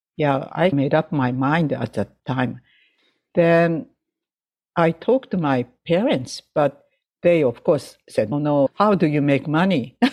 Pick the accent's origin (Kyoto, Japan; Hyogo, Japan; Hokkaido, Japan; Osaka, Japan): Hokkaido, Japan; Sapporo; English is a second language; now in United States; from my hometown Sapporo to Tokyo